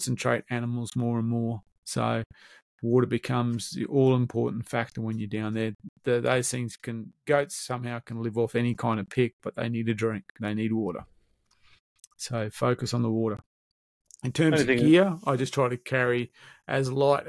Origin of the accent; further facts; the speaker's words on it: Brisbane, Queensland, Australia; being of Dutch origin, growing up in Brisbane in the 70s